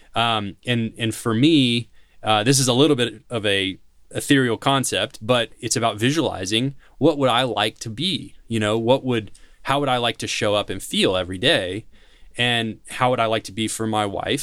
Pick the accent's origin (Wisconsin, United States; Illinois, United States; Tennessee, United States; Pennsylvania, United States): Tennessee, United States; Nashville; I'm from Tennessee. I'm from Nashville